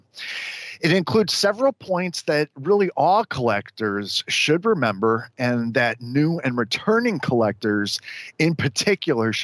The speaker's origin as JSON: {"language": "English", "town": "Chicago", "region": "Illinois", "country": "United States", "said": "I'm from Chicago"}